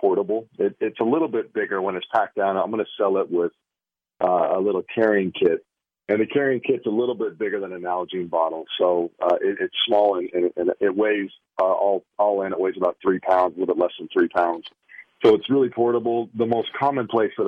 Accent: Wyoming, United States; I grew up in Wyoming fishing in the Uinta Mountains

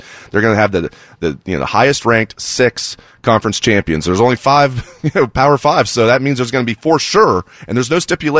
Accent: Dayton, Ohio, United States; growing up in Dayton

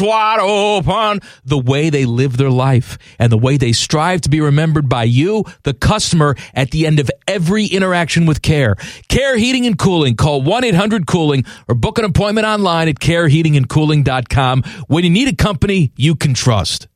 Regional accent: United States; me being American

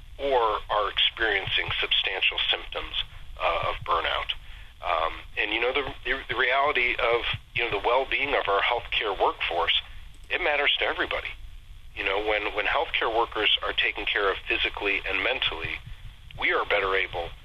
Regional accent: Solon, Ohio, United States; also born or lived in Columbus, Ohio / Cincinnati, Ohio / Wilmington, Ohio; I am a born and bred Ohio guy. I was born and raised in Solon. It's on the east side of Cleveland.

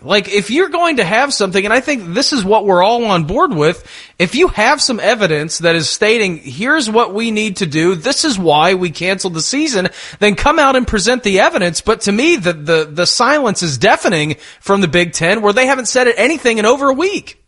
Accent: Midwest, United States; we're from the Midwest

